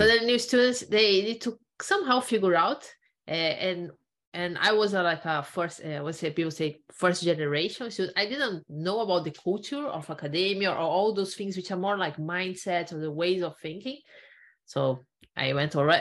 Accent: Brazil; moved away as an adult; also born or lived in Ireland; I'm originally from Brazil. So I, uh-huh. I did my undergrad there, I did a master there, and then I decided in 2013 to do a PhD and I came to Ireland.

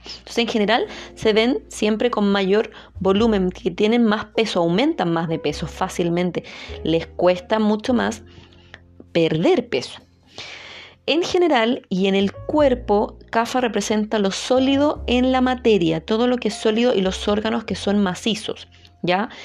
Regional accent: Chile; soy chilena, entonces tendemos a no pronunciar mucho todas las palabras y hablar un poquito rápido

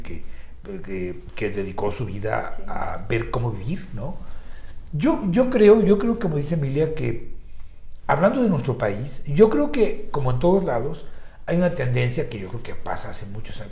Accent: Mexico

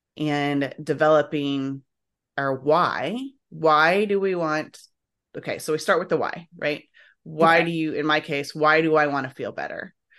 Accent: Illinois, United States; I grew up in Illinois, but yeah.

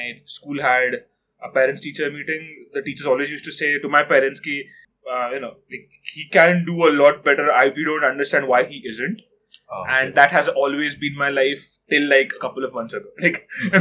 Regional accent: Mumbai, Maharashtra, India; also born or lived in Pune; I was born in Pune. Okay. I lived there till I was 10. I had my education till 4th standard there. And because of better job prospects, my parents moved to Mumbai

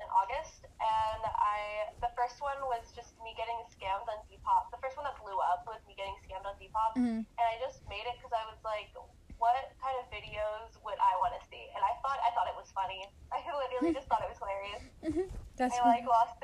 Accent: Houston, Texas, United States; now in Eugene, United States; I'm from Houston, but I live in Oregon now

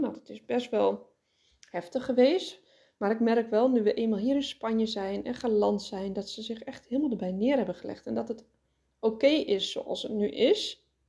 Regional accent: Netherlands; ons als Nederlanders

